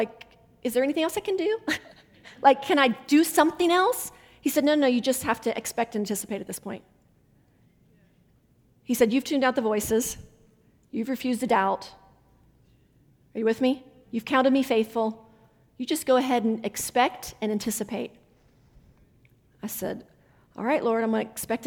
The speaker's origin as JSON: {"language": "English", "region": "West Virginia", "country": "United States", "accent": "Southern", "moved": "yes", "said": "I'm originally from West Virginia"}